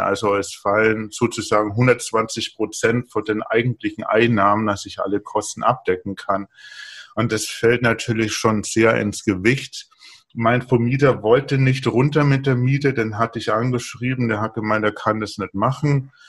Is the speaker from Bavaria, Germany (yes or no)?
yes; Bavaria, Germany; Ich komme aus Bayern, ich trinke nur Bier